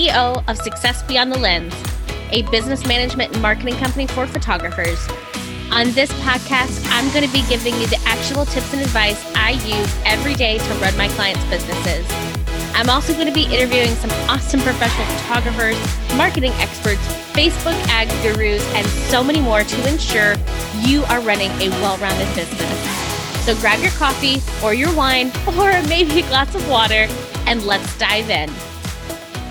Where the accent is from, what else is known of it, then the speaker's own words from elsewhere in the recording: Orlando, Florida, United States; moved away; also born or lived in Wedgefield, Florida / Osteen, Florida; I'm originally from the Orlando area